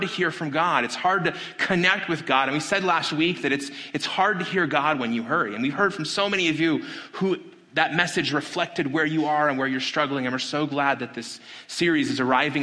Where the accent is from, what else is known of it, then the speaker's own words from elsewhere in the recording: Las Vegas, Nevada, United States; my hometown of Las Vegas